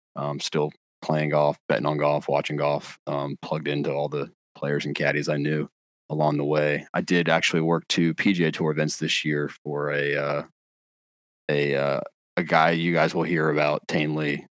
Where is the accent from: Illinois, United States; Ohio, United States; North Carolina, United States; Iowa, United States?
North Carolina, United States; born and raised in North Carolina.